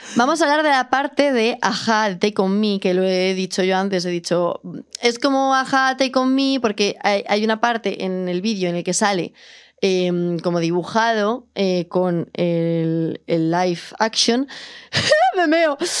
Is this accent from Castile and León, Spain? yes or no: yes; Palencia, Castile and León, Spain; moved away; yo soy de Palencia con P